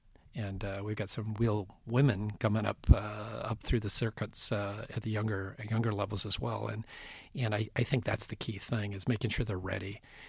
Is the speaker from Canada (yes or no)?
yes; Western Canada, Canada; I remember being a fan growing up in Western Canada